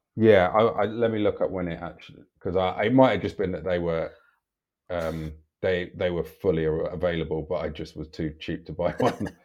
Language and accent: English; Chipping Norton, South East England, United Kingdom; also born or lived in West Wickham, London; I was born in West Wickham in London, not West Wycombe, near Reading. Um, and we moved to the countryside, Chipping Norton, when I was like seven or eight